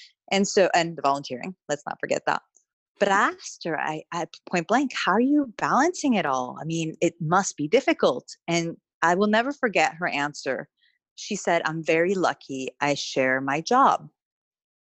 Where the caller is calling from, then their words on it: London, United Kingdom; So I'm calling from London at the moment. We live in Southwest London.